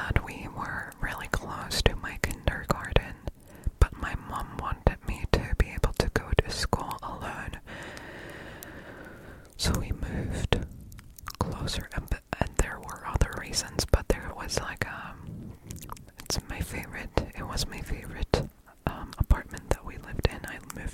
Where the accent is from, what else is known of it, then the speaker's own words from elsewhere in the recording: Stuttgart, Baden-Württemberg, Germany; first language German; English is a second language; I am German, born and raised in Stuttgart